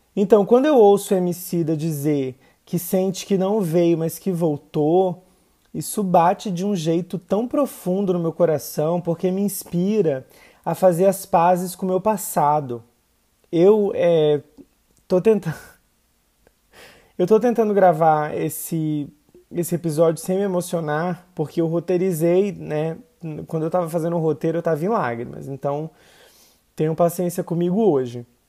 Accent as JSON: {"language": "Portuguese", "area": "interior of the Northeast", "region": "Northeast Region", "country": "Brazil", "moved": "yes", "said": "o lugar de onde eu vim, né? Interior do Nordeste, sertão"}